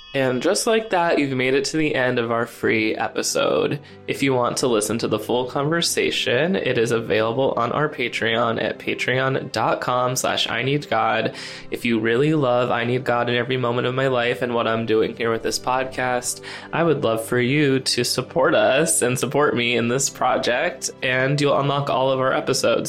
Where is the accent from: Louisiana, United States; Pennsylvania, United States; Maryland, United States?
Pennsylvania, United States; Scranton; now in New York, United States; Scranton, Pennsylvania